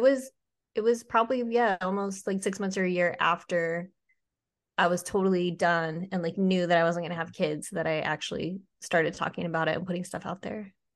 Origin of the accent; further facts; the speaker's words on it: Utah, United States; moved away; also born or lived in Georgia / Charleston; I flew home to Utah